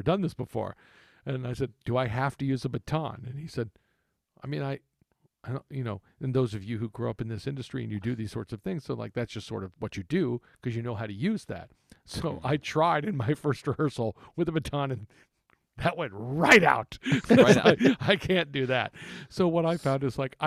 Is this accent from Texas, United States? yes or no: yes; Texas, United States; moved away; being a Texas native